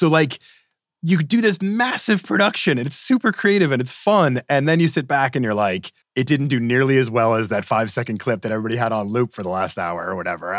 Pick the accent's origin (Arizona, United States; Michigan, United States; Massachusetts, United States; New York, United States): Massachusetts, United States; Boston; I'm from Boston